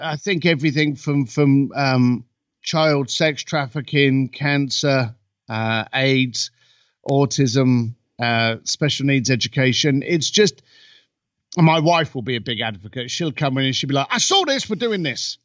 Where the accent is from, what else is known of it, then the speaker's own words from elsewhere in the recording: United Kingdom; now in Los Angeles, United States; I'm a British boy living in Los Angeles